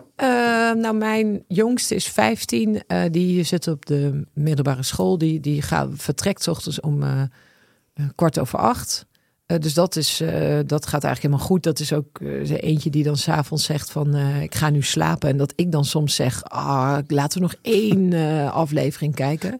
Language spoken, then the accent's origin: Dutch; Twente, Overijssel, Netherlands; moved away; Ik ben opgegroeid in Twente